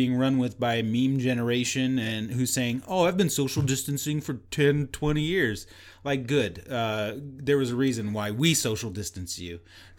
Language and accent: English; Texas, United States; but I do know my geography, and I'm Texan, know that there are 50 states.